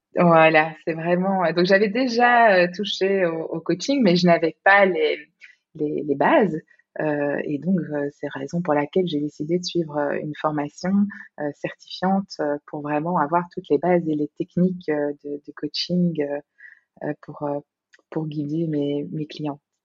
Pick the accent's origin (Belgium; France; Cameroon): Belgium; moved away as an adult; now in Singapore; je suis belge